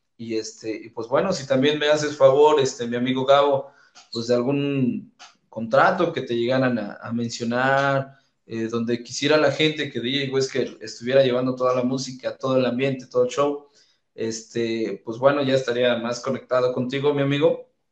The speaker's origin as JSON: {"language": "Spanish", "town": "Calpulalpan", "region": "Tlaxcala", "country": "Mexico", "tie": "born or raised there", "said": "en Calpulalpan, donde es mi ciudad natal."}